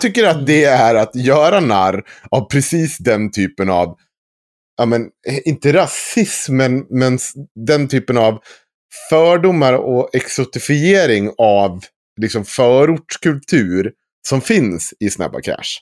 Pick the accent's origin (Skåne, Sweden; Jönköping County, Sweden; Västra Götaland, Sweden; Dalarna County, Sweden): Dalarna County, Sweden; Krylbo; Jag är från Krylbo